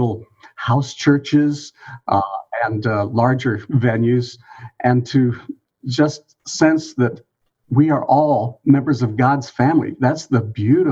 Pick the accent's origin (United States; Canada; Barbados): United States; Des Moines, Iowa; moved away as an adult; now in Cedarville, United States; I came from Des Moines, Iowa